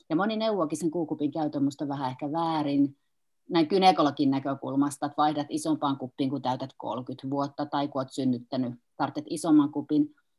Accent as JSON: {"language": "Finnish", "town": "Kuopio", "region": "North Savo", "country": "Finland", "said": "olen kuopiolainen kynekologi"}